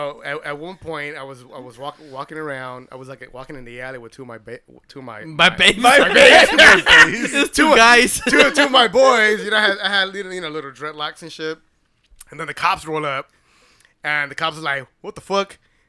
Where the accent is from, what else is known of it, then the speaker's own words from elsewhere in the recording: Los Angeles, California, United States; I grew up in South Central, grew up in the hood.